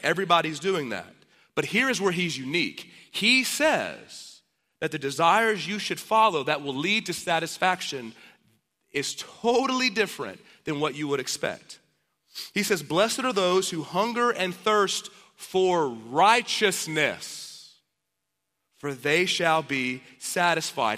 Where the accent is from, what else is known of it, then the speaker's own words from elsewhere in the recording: Dallas, Texas, United States; now in Austin, United States; I'm from Dallas